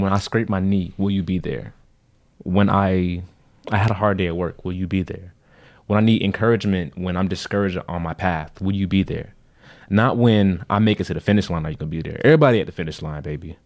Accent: Florida, United States; we're from Florida

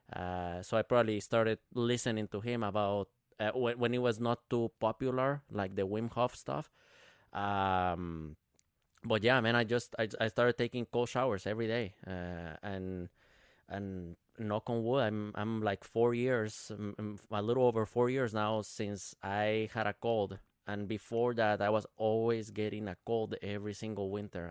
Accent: Guatemala; now in Minnesota, United States; I'm, I'm from Guatemala, right? Uh, but I've been living in, in Minnesota since two thousand twelve

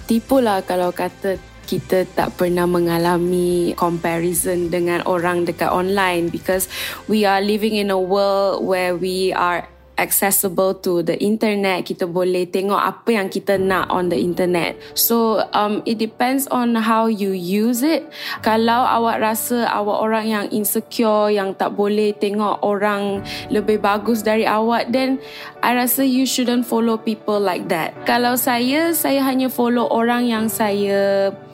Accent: Klang, Selangor, Malaysia; saya berasal dari Kelang dan juga ibu saya Cina, ayah saya Indian

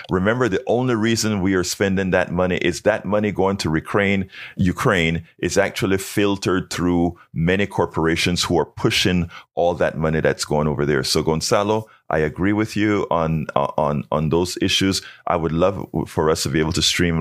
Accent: Panama; now in United States; I'm from Panama where teachers were revered.

